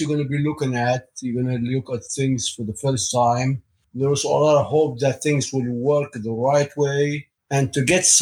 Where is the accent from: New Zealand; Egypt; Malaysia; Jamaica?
Egypt; moved away as an adult; now in United States; I grew up in Egypt, in an Egyptian family